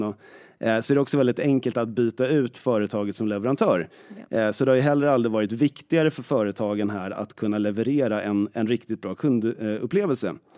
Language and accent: Swedish; Stockholm, Stockholm County, Sweden; Jag är född i Stockholm och är väl i princip uppvuxen här nästan hela tiden, eller bott här hela tiden